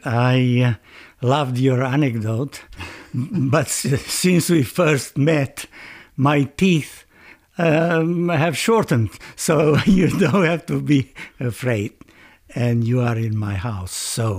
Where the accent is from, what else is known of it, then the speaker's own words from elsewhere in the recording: Transylvania, Romania; moved away as an adult; now in Tasmania, Australia; I am from Romania. But as soon as I say Transylvania, they say, oh